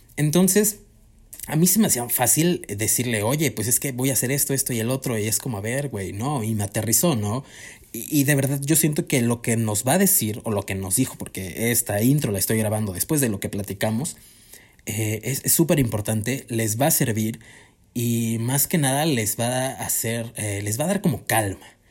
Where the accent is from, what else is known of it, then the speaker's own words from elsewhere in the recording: Cuernavaca, Morelos, Mexico; moved away; yo también soy foráneo, eh, vaya, venimos de Cuernavaca los dos